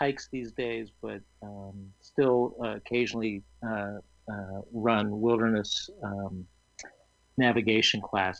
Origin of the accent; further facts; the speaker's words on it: Pittsburgh, Pennsylvania, United States; moved away as an adult; also born or lived in Boston, Massachusetts; now in New Hampshire, United States; I grew up in Pittsburgh, of all places, okay. And which is nice too. It was great hiking in Pennsylvania, and but I moved to Boston, the Boston area after graduate